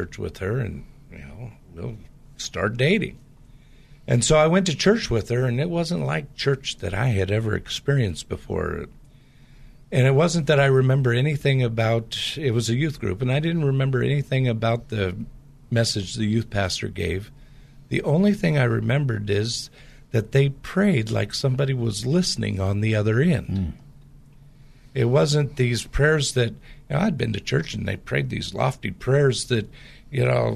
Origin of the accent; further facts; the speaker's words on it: Portland, Pacific Northwest, United States; I grew up in the Pacific Northwest, which has a lot of the same type of culture in the Portland area as the Bay Area